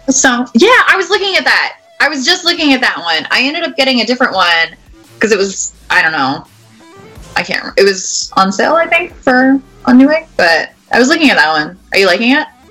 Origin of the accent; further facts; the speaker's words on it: Canada; moved away as an adult; now in St. Louis, United States; I'm Canadian, uh, and we get a lot of we get a lot of snow.